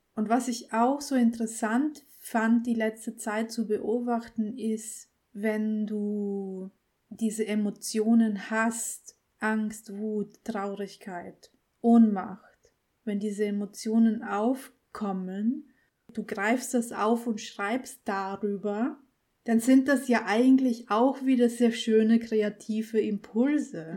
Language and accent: German; Austria; Österreicherin, ist es ja hier in unserem Land